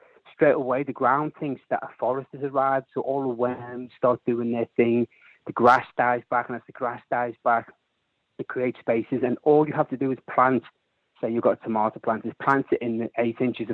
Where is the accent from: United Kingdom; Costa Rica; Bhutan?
United Kingdom; Liverpool, North West England; I'm a Scally from Liverpool